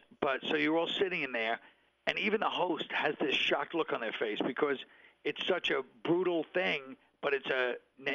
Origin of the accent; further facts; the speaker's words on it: New York City, New York, United States; I'm from Brooklyn. The Nets are playing about 5 minutes from where I grew up